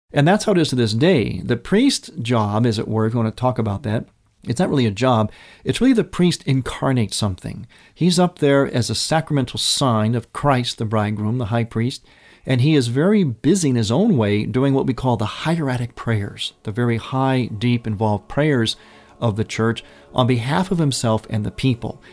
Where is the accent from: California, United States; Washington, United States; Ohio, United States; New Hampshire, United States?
Ohio, United States; Cleveland; moved away; the Cleveland area, my hometown, my motherland